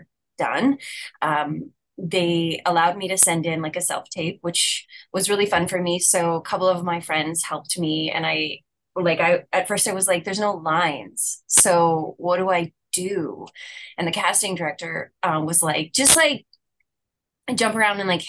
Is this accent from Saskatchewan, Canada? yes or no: yes; Saskatchewan, Canada; I am born and raised in Saskatchewan